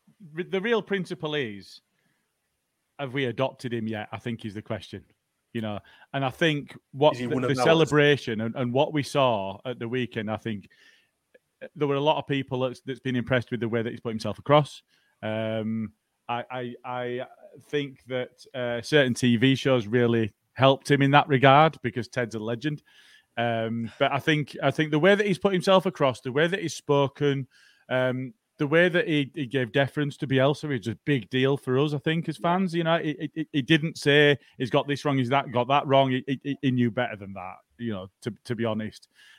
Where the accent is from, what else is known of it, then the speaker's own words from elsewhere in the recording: Yorkshire and the Humber, United Kingdom; I'm a Yorkshireman. I'm far too tight.